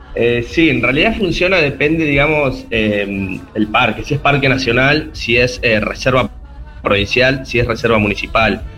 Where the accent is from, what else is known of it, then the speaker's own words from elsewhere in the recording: Sarmiento, Chubut, Argentina; moved away as an adult; now in Córdoba, Argentina; soy de Sarmiento, de Sarmiento